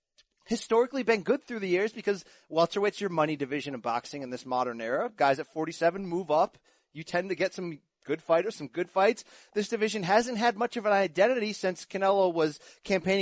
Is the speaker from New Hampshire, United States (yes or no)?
no; New York City, New York, United States; from Brooklyn